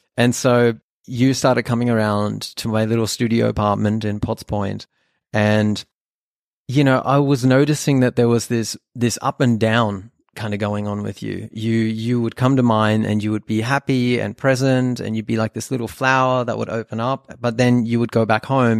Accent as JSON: {"language": "English", "town": "Sydney", "region": "New South Wales", "country": "Australia", "tie": "born or raised there", "first_language": "German", "second_language": "English", "said": "I was born in Australia, in Sydney, but, uh, my family is actually from Germany."}